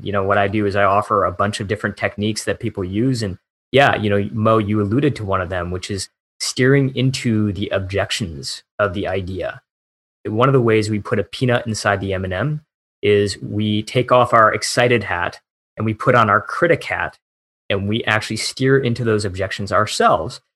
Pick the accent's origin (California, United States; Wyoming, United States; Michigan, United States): Michigan, United States; moved away; also born or lived in Silicon Valley; My hometown back in Michigan was one of the towns that flipped from blue to red that year